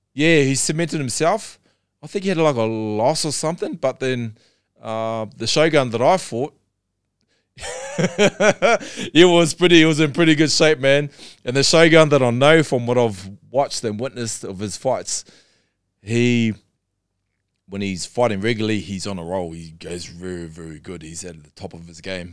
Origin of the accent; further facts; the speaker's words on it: Darfield, Canterbury, New Zealand; I'm born and bred in New Zealand